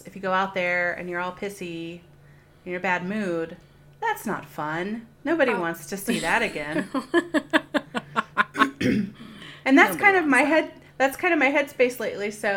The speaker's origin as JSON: {"language": "English", "region": "Alabama", "country": "United States", "said": "I'm from Alabama"}